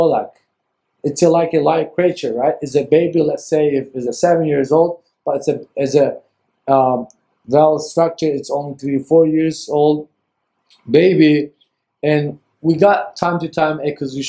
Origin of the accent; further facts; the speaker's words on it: Ankara, Turkey; moved away as an adult; now in San Francisco, United States; from Ankara, Turkey